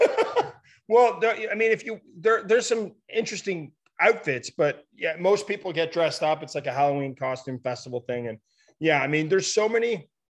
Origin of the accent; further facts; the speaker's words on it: Ottawa, Ontario, Canada; now in British Columbia, Canada; I'm from Ottawa. Yeah, I'm in BC now, but um, born and raised in Ottawa.